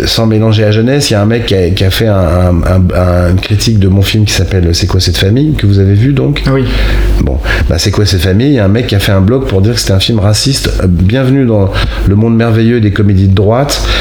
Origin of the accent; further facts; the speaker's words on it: Rennes, Brittany, France; Moi, je viens de province. Et, vous le sentez pas Si. Vous venez d'où De Rennes.